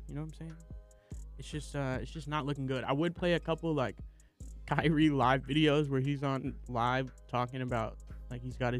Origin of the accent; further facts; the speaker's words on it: the Bay Area, California, United States; even though I'm from the Bay.